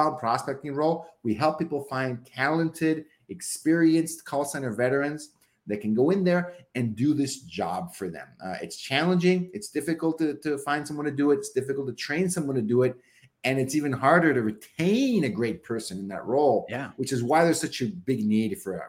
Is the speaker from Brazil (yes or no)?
no; Mexico; now in Seattle, United States; I bet I could make this work back in my hometown in Mexico, right?